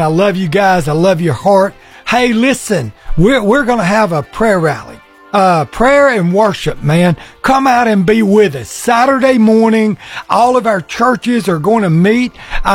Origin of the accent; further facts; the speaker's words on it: Guntersville, Alabama, United States; it's my hometown